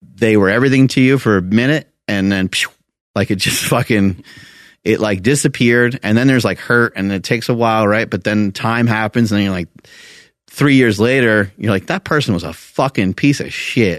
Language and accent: English; New York, United States; I'm from New York